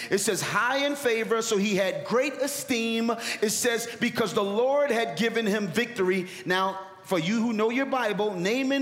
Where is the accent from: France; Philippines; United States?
United States; Philadelphia, Pennsylvania; Philly, my hometown